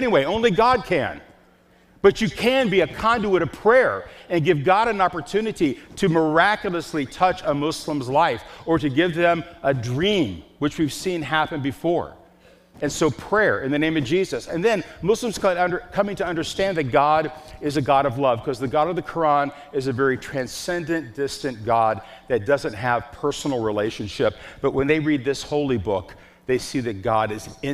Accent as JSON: {"language": "English", "town": "Chicago", "region": "Illinois", "country": "United States", "said": "I'm from Chicago"}